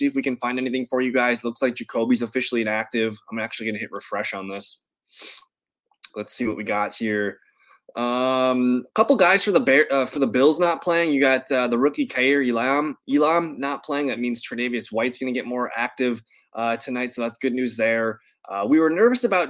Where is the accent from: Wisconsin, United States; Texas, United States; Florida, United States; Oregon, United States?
Wisconsin, United States; Green Bay; now in Milwaukee, United States; Living in Wisconsin, born and raised in Green Bay, I now live in Milwaukee